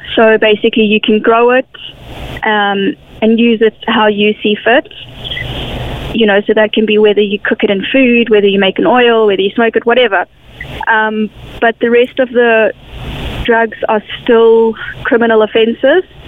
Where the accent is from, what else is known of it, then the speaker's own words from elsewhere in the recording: South Africa; now in Ireland; I come from South Africa